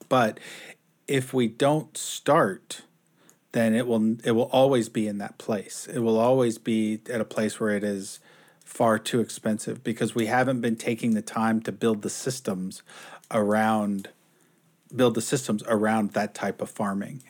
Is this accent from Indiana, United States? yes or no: no; Houston, Texas, United States; now in Seattle, United States; I grew up in Houston.